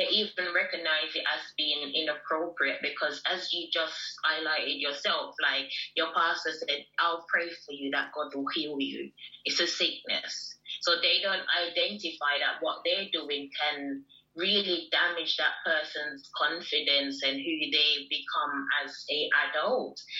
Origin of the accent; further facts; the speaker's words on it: Jamaica; I'm Jamaican.